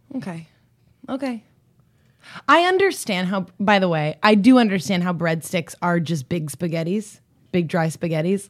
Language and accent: English; East Coast, United States; I'm from the East Coast